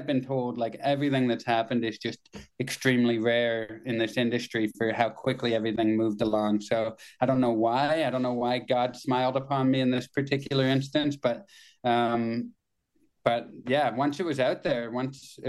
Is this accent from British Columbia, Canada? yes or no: no; Kitchener, Ontario, Canada; I worked in one when I was in high school in Kitchener, my hometown